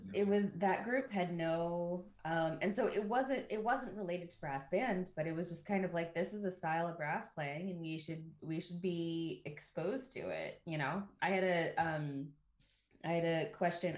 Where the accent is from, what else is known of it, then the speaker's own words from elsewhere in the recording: Ohio, United States; moved away as an adult; also born or lived in United Kingdom; when I was a kid growing up in Ohio